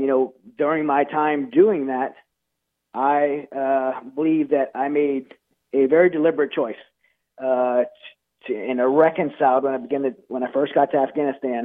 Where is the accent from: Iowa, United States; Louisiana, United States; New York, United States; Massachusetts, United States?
Louisiana, United States; I'm from Louisiana